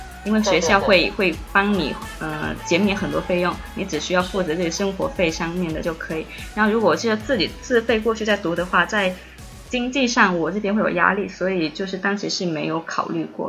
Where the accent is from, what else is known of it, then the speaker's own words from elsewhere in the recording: Guangdong, China; 因为我我是潮汕人嘛，我总觉得韩语跟日语是相对比较容易学的，跟我们的家乡语言有一点点相似